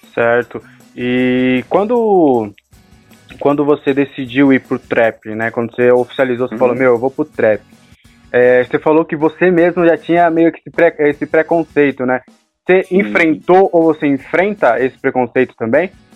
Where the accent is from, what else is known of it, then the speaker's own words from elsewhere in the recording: São Paulo, Brazil; Somos aqui de São Paulo